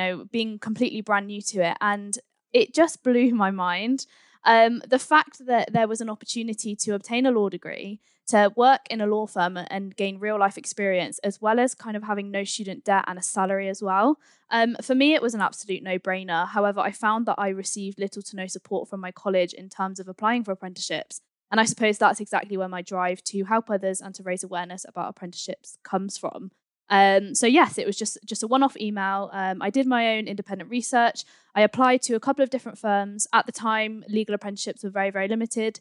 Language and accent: English; Swindon, South West England, United Kingdom; I actually grew up in Swindon